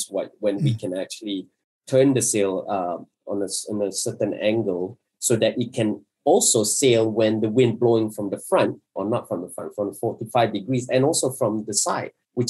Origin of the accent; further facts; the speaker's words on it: Johor, Malaysia; I'm from Johor, I have a Bugis blood